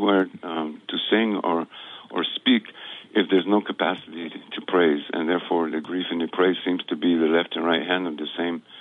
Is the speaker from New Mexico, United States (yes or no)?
yes; New Mexico, United States; moved away; also born or lived in Guatemala; I grew up in New Mexico